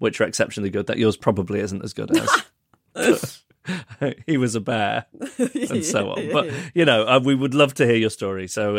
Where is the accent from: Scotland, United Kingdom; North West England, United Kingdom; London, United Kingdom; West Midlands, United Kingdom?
North West England, United Kingdom; Manchester; born there; at Withington Hospital, where incidentally I was born in Manchester